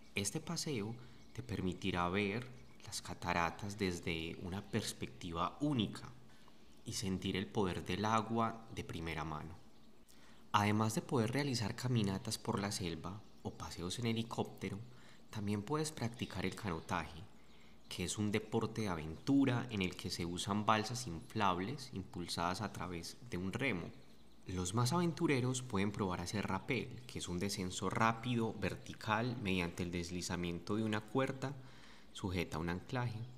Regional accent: Medellín, Antioquia, Colombia; Soy de Medellín, Colombia

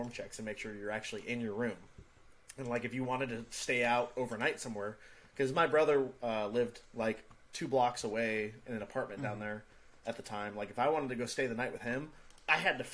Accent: Kansas, United States; moved away as an adult; I grew up in small town Kansas. Little good old boy on the farm

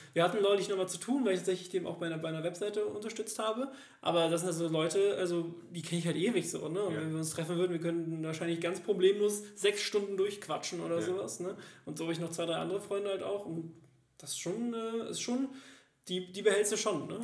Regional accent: Germany; moved away as an adult; now in Cologne, Germany; dass ich ja in diesem Dorf direkt in der Nähe von der Großstadt aufgewachsen bin

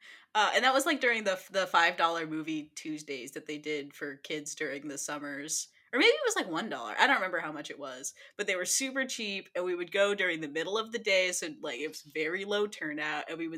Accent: Olympia, Washington, United States

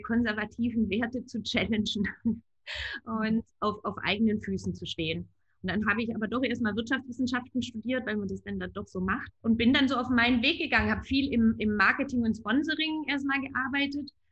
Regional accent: rural Baden-Württemberg, Germany; Ich bin werte konservativ auf dem Land in Baden-Württemberg aufgewachsen

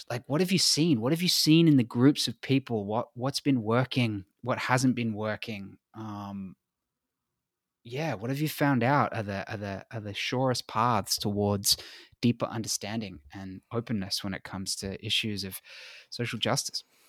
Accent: Australia; I'm white and I'm from Australia

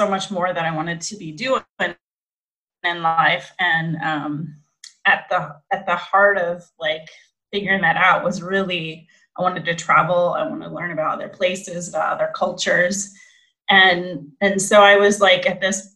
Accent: Fremont, Ohio, United States; moved away; I'm originally from Fremont, Ohio, in the U.S.

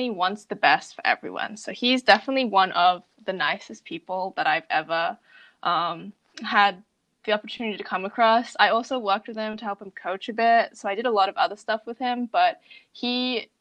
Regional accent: Brisbane, Queensland, Australia; moved away; I'm from Brisbane, Australia

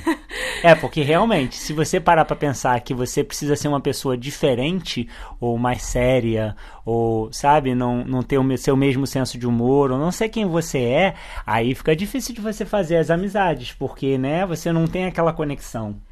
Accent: Rio de Janeiro, Brazil; moved away as an adult; a gente se mudou do Rio de Janeiro

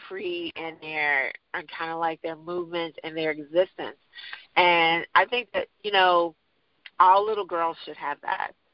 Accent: Chicago, Illinois, United States; also born or lived in New York / England; now in Houston, United States; I grew up in Chicago

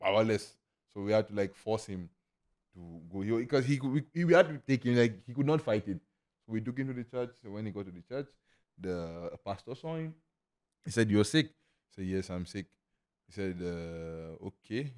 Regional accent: Lagos, Nigeria; moved away as an adult; also born or lived in Imo State, Nigeria; now in Lucknow, India; I grew up, born and brought up in Lagos.

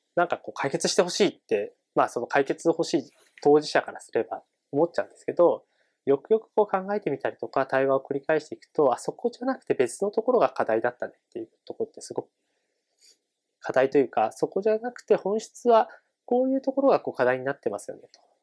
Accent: Tochigi, Japan; moved away; 地元の栃木県に住んでいた

